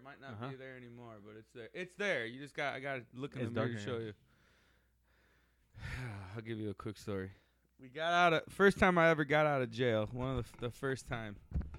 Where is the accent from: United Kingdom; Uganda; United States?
United States; Sandwich; Growing up in Sandwich as a little kid was a fucking weird town.